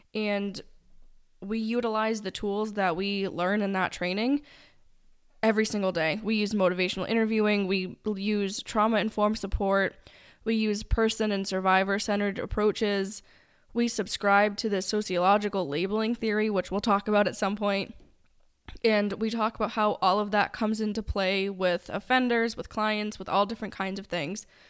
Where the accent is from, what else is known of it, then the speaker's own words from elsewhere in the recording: New England, United States; you will be able to learn very quickly that we are from New England because I will say wicked